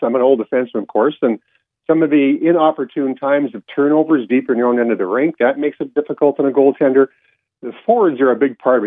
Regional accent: Canada; I'm still a Canadian, so of course you have to celebrate Boxing Day

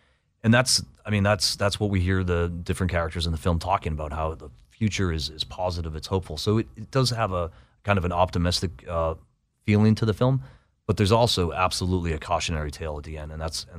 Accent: Boston, Massachusetts, United States; I might not be welcome. I'm from Boston.

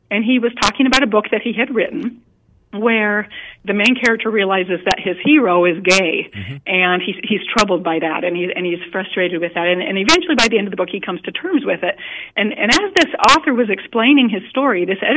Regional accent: Montana, United States; I put together a writers' conference, it's been about eight years ago, in my home state of Montana.

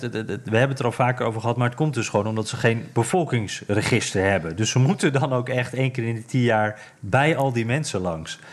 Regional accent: Netherlands; now in United States; als Nederlander

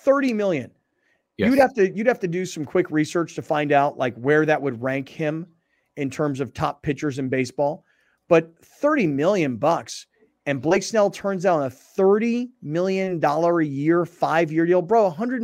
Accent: Seattle, Washington, United States; now in Southern California, United States; I like living in Southern California. I like living on the West Coast. I'm from Seattle.

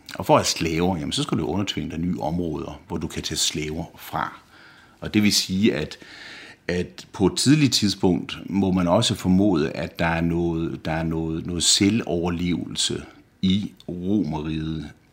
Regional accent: Denmark; moved away as an adult; now in Rome, Italy

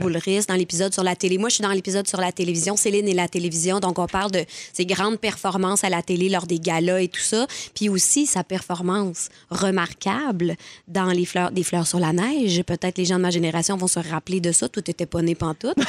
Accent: L'Assomption, Quebec, Canada; je viens de l'Assomption

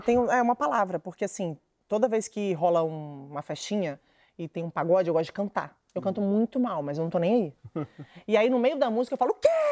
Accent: Espírito Santo, Brazil; eu sou do Espírito Santo

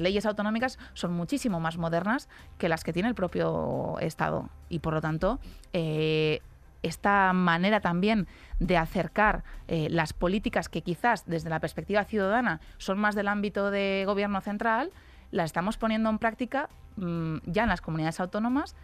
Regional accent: a town in Alicante province, Valencian Community, Spain; yo que soy de Alicante, de un pueblo de Alicante

